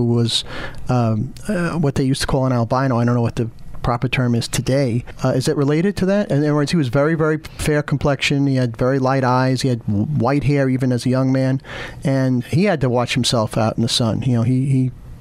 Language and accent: English; New York City, New York, United States; I grew up in Queens